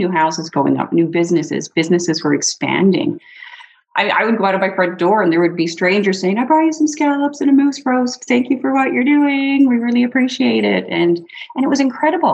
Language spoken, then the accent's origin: English; Newfoundland and Labrador, Canada; now in Campbell River, Canada; I grew up around fish. So I'm originally from Newfoundland